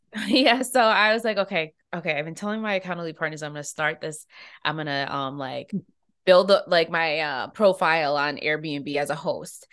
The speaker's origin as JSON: {"language": "English", "country": "United States", "said": "I'm an American."}